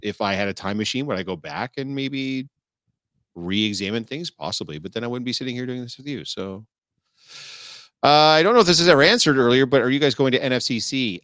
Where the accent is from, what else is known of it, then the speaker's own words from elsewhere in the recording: Canada; I'm Canadian born